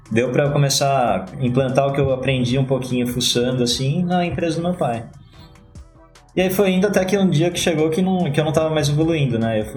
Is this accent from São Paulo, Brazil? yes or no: yes; Jundiaí, São Paulo, Brazil; Sou de Jundiaí, criado em Jundiaí. E agora eu tô com os planos de mudar de Jundiaí.